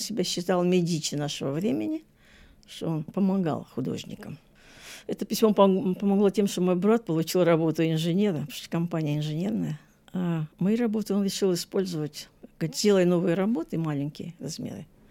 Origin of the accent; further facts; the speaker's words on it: Saint Petersburg, Russia; now in Australia; Я же из Ленинграда